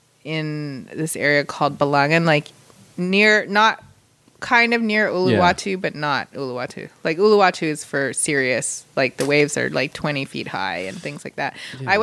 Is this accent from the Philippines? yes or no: yes; Philippines; I'm Filipino.